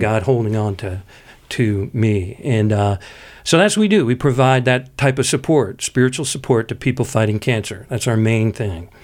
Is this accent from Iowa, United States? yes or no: no; Pittsburgh, Pennsylvania, United States; I come from Pittsburgh where, you know, everybody, you know, talks out of the side of their mouth